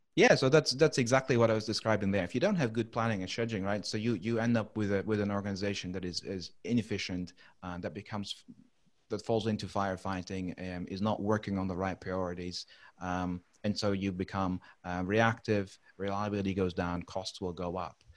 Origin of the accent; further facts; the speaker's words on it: Netherlands; English is a second language; moved away as an adult; also born or lived in United Kingdom / Philippines / Middle East; now in Brisbane, Australia; I'm not a native uh, English speaker, so I actually grew up and, and originated from from the Netherlands.